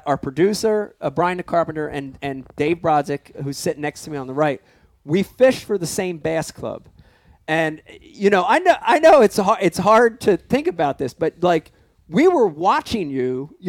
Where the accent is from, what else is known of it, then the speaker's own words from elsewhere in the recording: United States; also born or lived in Philadelphia, Pennsylvania / New Jersey; I growing up in Jersey and Philadelphia